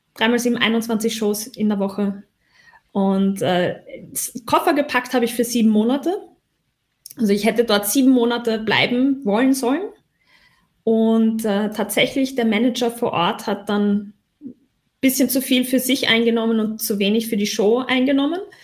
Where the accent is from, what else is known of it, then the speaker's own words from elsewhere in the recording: Austria; accent: Austrian; Ich bin Österreicherin.